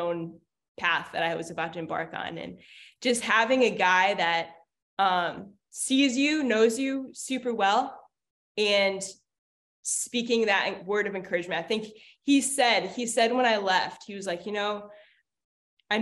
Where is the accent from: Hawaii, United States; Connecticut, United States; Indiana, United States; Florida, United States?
Hawaii, United States; I'm from Hawaii